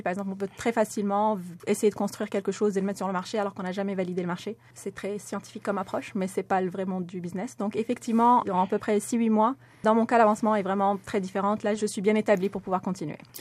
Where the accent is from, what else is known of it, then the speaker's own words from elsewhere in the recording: Morocco; moved away as an adult; j'ai grandi au Maroc